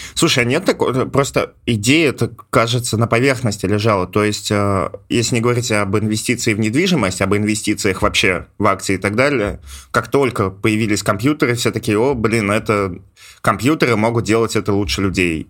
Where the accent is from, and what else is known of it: Ivanovo, Ivanovo Oblast, Russia